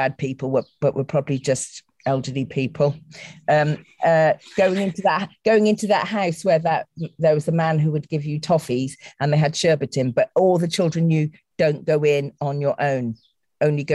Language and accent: English; the Cotswolds, South West England, United Kingdom; also born or lived in Bristol; I was growing up in the Cotswolds in the 1960s.